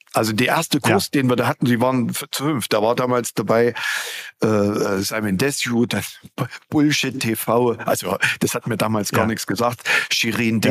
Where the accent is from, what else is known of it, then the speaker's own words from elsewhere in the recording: Gera, Thuringia, Germany; wieder rüber zu mir in meine Heimat und habe dann die erste Fahrschule 1990 im März gegründet